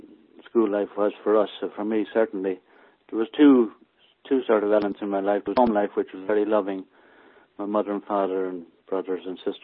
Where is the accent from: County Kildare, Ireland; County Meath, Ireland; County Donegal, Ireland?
County Kildare, Ireland; Maynooth; accent: country accent; moved away as an adult; now in United Kingdom; We lived in a village called Maynooth, which is quite a big town now.